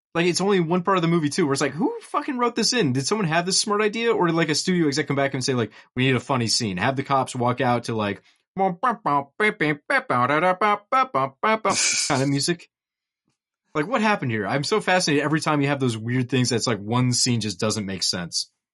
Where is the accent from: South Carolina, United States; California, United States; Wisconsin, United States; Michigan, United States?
Wisconsin, United States; Nekoosa; the Nakusa Giant Pumpkin Festival in my hometown